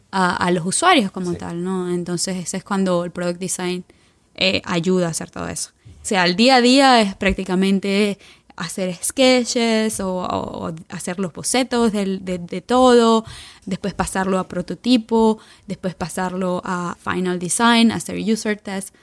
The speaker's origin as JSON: {"language": "Spanish", "country": "Venezuela", "also_born_or_lived": "Turin, Italy / Milan, Italy / London, United Kingdom", "moved": "yes", "lives_now": "San Francisco, United States", "said": "yo soy orgullosamente venezolana, venezolana"}